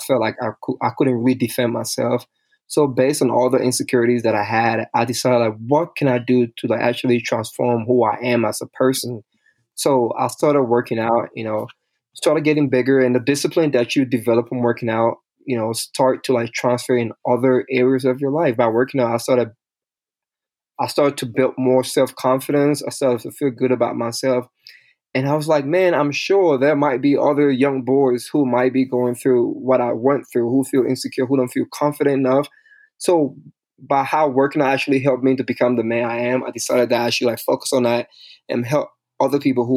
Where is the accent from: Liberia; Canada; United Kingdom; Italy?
Liberia; moved away; I'm originally from Liberia, West Africa